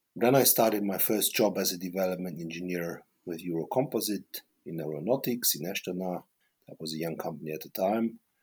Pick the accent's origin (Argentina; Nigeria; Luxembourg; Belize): Luxembourg; moved away as an adult; also born or lived in Paris, France / Karlsruhe, Germany; I'm born in Paris uh, as a baby boomer, and then I grew up in Luxembourg